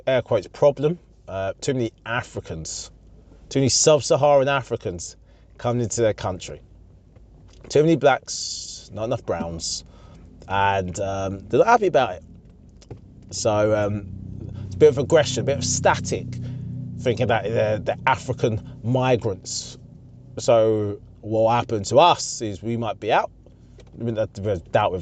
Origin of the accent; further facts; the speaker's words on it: United Kingdom; that country that everyone loves in the world. The UK